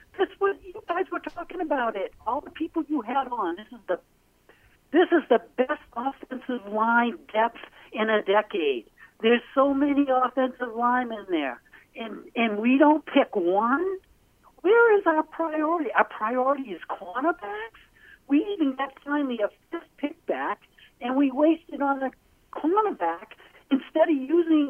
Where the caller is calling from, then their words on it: Portland, Maine, United States; Hey, John. It's … from Portland, Maine.